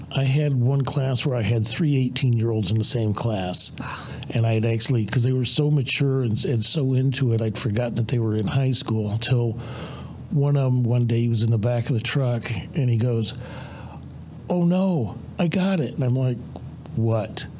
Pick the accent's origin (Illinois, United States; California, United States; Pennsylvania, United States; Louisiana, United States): Illinois, United States; Tonica; I grew up on a farm about 50 miles north of here